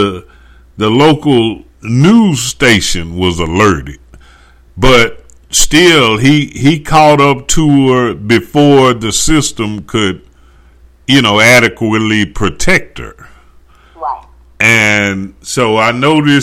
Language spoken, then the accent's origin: English; Dallas, Texas, United States; I'm from the Dallas area